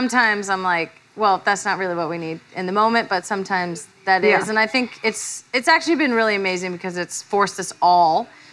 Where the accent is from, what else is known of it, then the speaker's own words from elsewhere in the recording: Redding, California, United States; I'm from Trump country, Redding, California